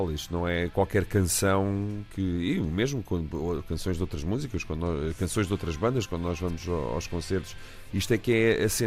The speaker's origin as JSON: {"language": "Portuguese", "country": "Portugal", "said": "Somos portugueses."}